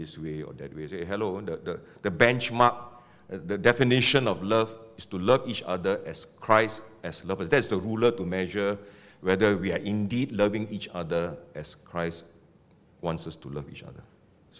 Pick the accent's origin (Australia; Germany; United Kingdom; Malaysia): Malaysia; Penang; now in Singapore; I come from Penang.